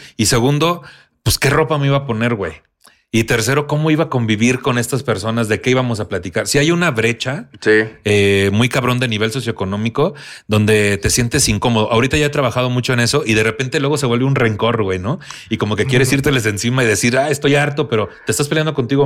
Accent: Tampico, Tamaulipas, Mexico; moved away; allá en Tampico, en mi tierra

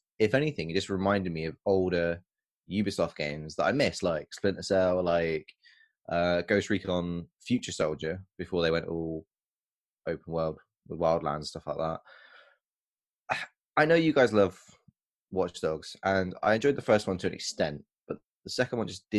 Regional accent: United Kingdom; I'm British

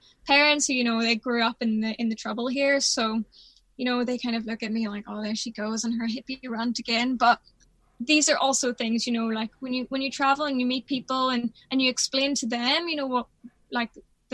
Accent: Belfast, Northern Ireland, United Kingdom; I'm from, obviously, the north of Ireland. Mm. Like, I grew up in Belfast.

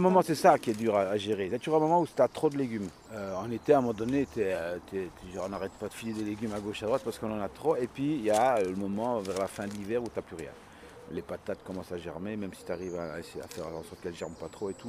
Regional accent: La Calamine, Wallonia, Belgium; now in Liège, Belgium; je viens de la campagne, je viens de la Calamine

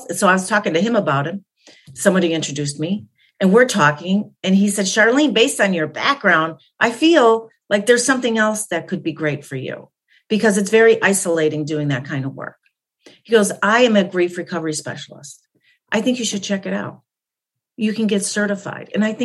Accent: Chicago, Illinois, United States; I'm Polish by nature. That is, I grew up in Chicago

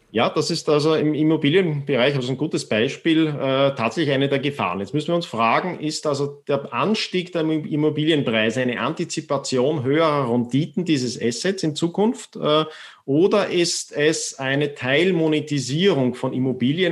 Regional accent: Austria; ich bin zwar in Österreich äh, aufgewachsen

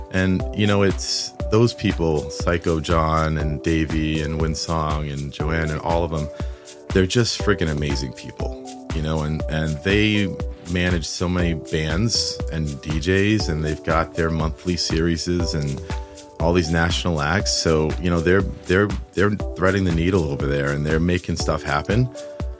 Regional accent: Providence, Rhode Island, United States; when I was growing up in Providence

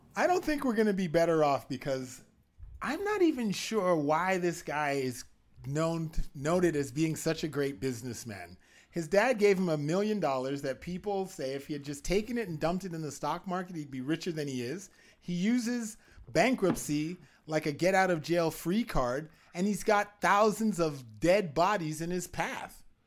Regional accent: Canada; I'm a Canadian

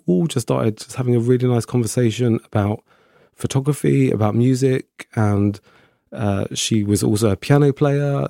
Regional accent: Slough, South East England, United Kingdom; moved away as an adult; also born or lived in Windsor; now in Brighton, United Kingdom; I grew up in Slough, um, which is, uh, just outside London

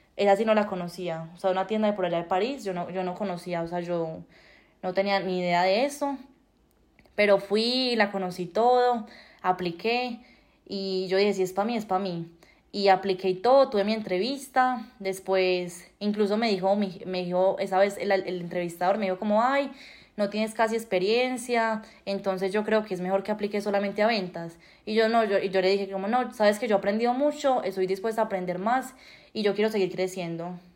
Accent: Colombia; moved away as an adult; now in Canada; como somos los colombianos

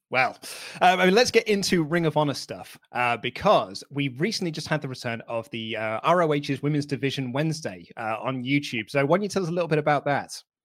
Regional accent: United Kingdom; I am British

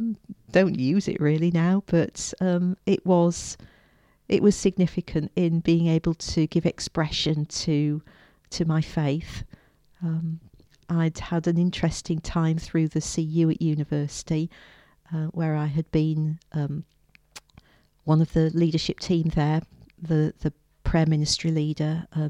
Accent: Yorkshire and the Humber, United Kingdom; also born or lived in Shropshire; Well, I came from Yorkshire originally. My parents moved around a bit, so I came to faith whilst we were living in Shropshire. And I was at school in Shrewsbury, which is where I lived with the family for a couple of years

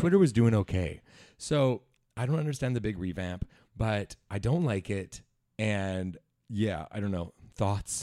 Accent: Langley, British Columbia, Canada; I'm from Langley

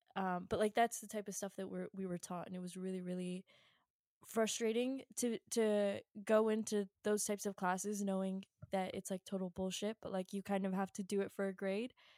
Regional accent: Virginia, United States; I'm from Virginia

